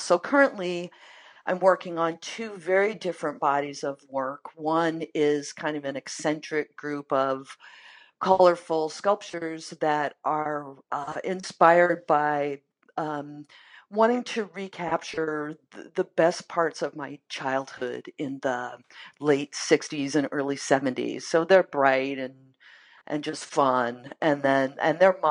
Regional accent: Maine, United States; now in Minneapolis, United States; I grew up in Maine

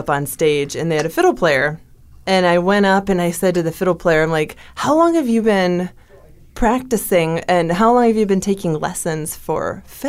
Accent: Blooming Prairie, Minnesota, United States; now in Twin Cities, United States; I had a job in Blooming Prairie, Minnesota, my hometown

